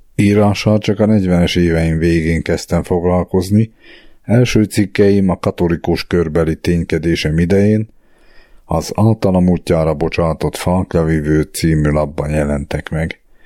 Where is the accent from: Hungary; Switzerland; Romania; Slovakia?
Slovakia; Dolné Saliby, Trnava Region; also born or lived in Bratislava; now in Rimavská Sobota, Slovakia; Egy mácsosföldi faluban alsó szenében nevelkedtem